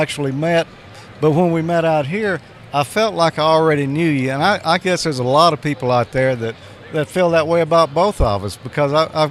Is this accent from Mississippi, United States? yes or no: yes; Mississippi, United States; I'm from Mississippi